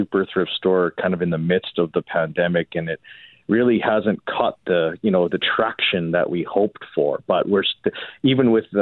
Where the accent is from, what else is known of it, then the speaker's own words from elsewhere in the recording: Winnipeg, Manitoba, Canada; I grew up in St. Boniface.